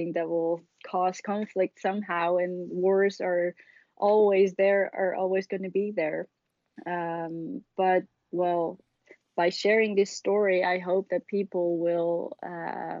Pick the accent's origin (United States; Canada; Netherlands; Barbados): Netherlands; Haarlem, North Holland; I grew up in Haarlem, which is a city 12 miles west of Amsterdam